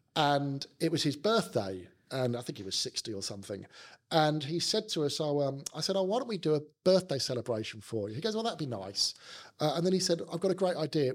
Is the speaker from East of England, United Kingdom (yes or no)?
no; London, United Kingdom; accent: South London; also born or lived in Sydney, Australia; my South London accent